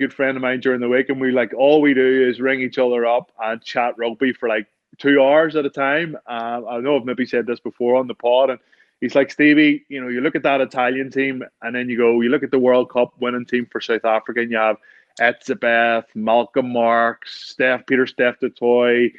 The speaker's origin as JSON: {"language": "English", "country": "Ireland", "said": "we're typically Irish"}